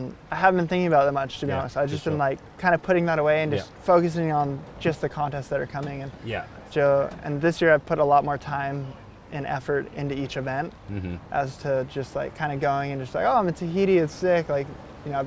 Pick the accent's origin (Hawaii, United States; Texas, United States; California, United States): Hawaii, United States; growing up in Hawaii, you're kind of just born into it